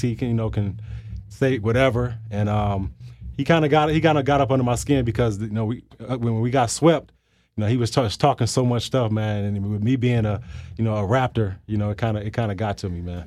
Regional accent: Flint, Michigan, United States; growing up in Michigan, growing up in Flint

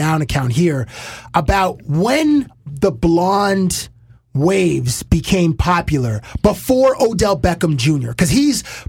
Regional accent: Canada; we're Canadian

